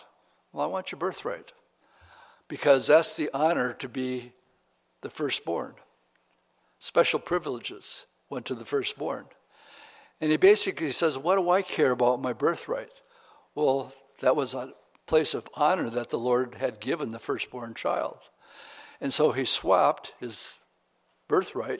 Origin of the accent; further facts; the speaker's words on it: Oshkosh, Wisconsin, United States; I grew up in Oshkosh